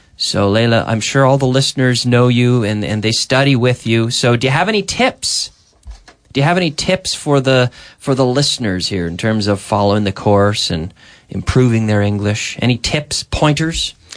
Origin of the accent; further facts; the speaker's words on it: Eastern Canada, Canada; moved away as an adult; now in Spain; if I'm in my hometown in September, I, I go to my, my mother's town in the north of my province and pick blueberries